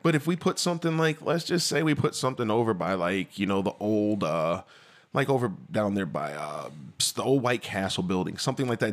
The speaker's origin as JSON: {"language": "English", "town": "DeKalb", "region": "Illinois", "country": "United States", "tie": "born or raised there", "said": "I lived in DeKalb. I grew up in DeKalb"}